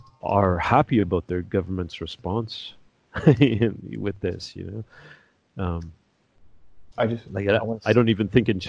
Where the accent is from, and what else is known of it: Canada; born or raised there